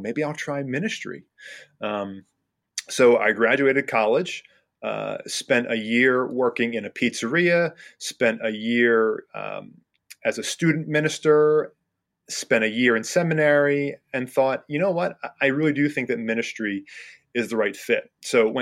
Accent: New Jersey, United States; moved away as an adult; also born or lived in South Carolina; now in Reading, United States; I was born and raised in New Jersey

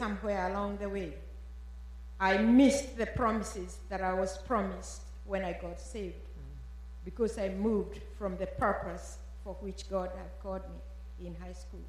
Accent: Kenya; moved away as an adult; I was born in Kenya like Kathy. I grew up in a Christian family.

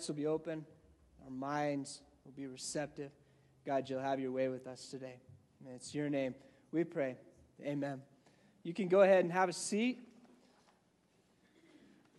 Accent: Gunnison, Colorado, United States; moved away as an adult; also born or lived in Virginia; When I went to college, I remember I lived in Gunnison, Colorado

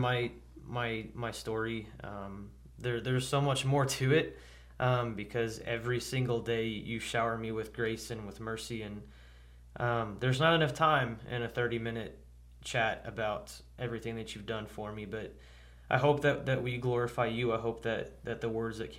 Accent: United States; I was born physically as an American citizen

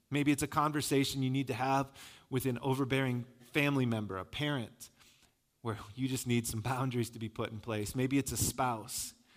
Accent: Michigan, United States; I'm from Michigan

